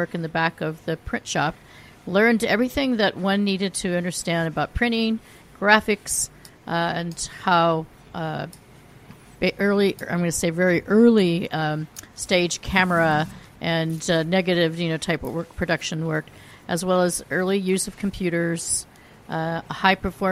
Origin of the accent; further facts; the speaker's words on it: Silicon Valley, California, United States; I grew up in the Silicon Valley before it was called the Silicon Valley